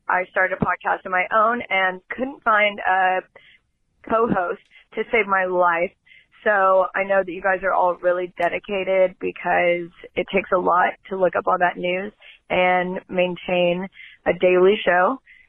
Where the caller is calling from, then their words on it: Dallas, Texas, United States; Hey, guys. … from Dallas, Texas, and I just want to give you all some praise.